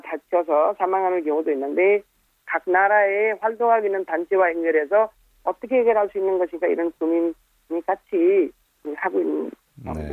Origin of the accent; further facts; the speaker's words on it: Nepal; Korean is a second language; also born or lived in South Korea; 네팔에서 여기 와서 좀 일하고 그때 겪어본 여러 가지 일도 어떻게 다시 귀국한 후에 네팔에서